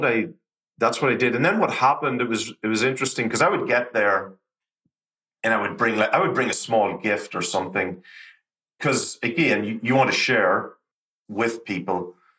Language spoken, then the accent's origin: English; Ireland; growing up in Ireland, I grew up along the border during the Troubles, which was an interesting time in and of itself.